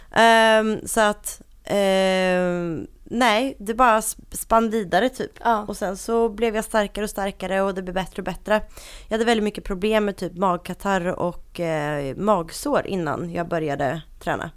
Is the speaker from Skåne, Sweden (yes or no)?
no; Linköping, Östergötland, Sweden; accent: Linköping dialect; moved away as an adult; now in Stockholm, Sweden; jag kommer uh, ursprungligen från Linköping, det hör man på min fantastiska dialekt